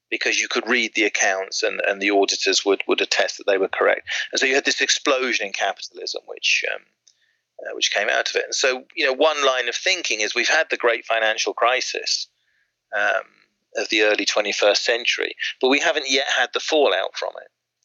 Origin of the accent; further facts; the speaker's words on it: Swindon, South West England, United Kingdom; now in Surrey, United Kingdom; I grew up in Swindon, or actually we call it Swindon, City of the Future, to be more accurate.